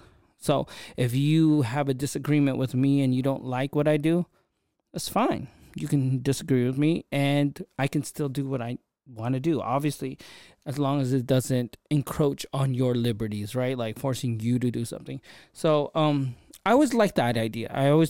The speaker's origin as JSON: {"language": "English", "town": "Sunnyvale", "region": "California", "country": "United States", "tie": "born or raised there", "said": "I don't think being Filipino, being whatever, really mattered when I was a kid growing up in Sunnyvale and stuff like that."}